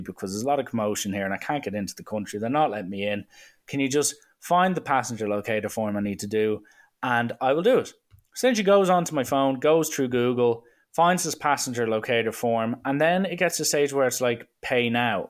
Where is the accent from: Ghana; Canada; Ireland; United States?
Ireland; I'm like, uh, Ireland